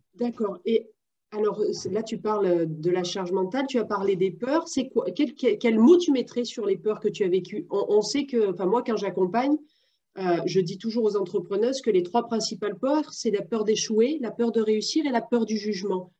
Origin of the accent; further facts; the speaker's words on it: France; je suis française